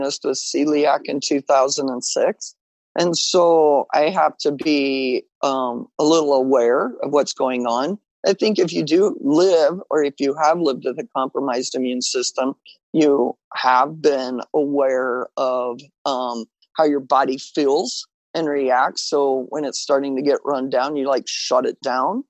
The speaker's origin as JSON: {"language": "English", "region": "Western Kansas", "country": "United States", "tie": "born or raised there", "said": "I grew up in Western Kansas"}